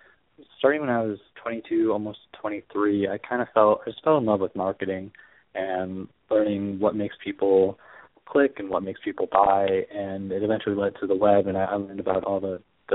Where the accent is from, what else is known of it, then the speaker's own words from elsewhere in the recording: Chicago, Illinois, United States; I'm from Chicago. I live in Chicago now